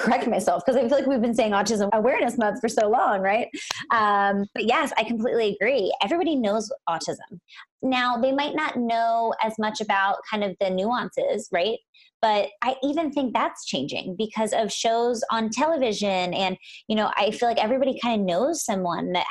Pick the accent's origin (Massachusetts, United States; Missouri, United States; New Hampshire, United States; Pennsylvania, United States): Pennsylvania, United States; Lancaster; moved away as an adult; also born or lived in Philadelphia, Pennsylvania; now in Los Angeles, United States; I'm from Pennsylvania, actually. I'm actually sitting in the house that I grew up